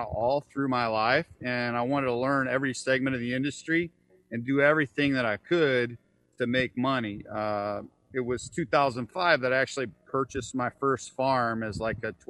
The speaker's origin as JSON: {"language": "English", "town": "Kansas City", "country": "United States", "tie": "born or raised there", "said": "Born and raised in Kansas City."}